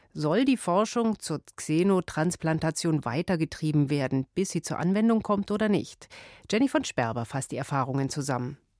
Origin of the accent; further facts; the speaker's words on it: Germany; bei uns in Deutschland